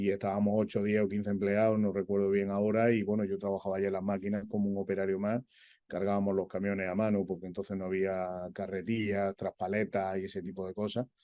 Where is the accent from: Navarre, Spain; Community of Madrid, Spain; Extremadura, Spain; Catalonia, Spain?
Community of Madrid, Spain; Madrid; born there; Bueno, pues mira, yo nací en Madrid.